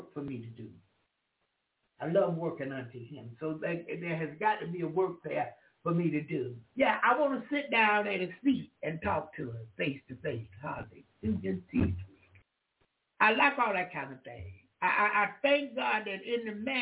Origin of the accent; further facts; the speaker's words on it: the South, United States; I'm from the South.